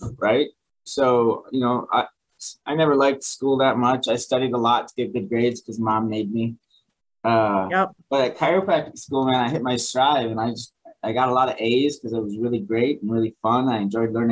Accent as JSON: {"language": "English", "town": "Buffalo", "region": "New York", "country": "United States", "tie": "born or raised there", "moved": "as an adult", "lives_now": "Virginia, United States", "said": "I was from Buffalo. And as much as I love being a Buffalo kid, I always will be."}